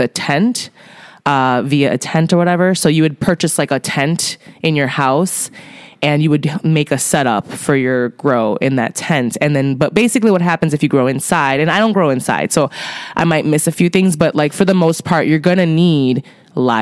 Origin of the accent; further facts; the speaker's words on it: Chicago, Illinois, United States; I'm from Chicago, but, you know, my zip code is not a Chicago zip code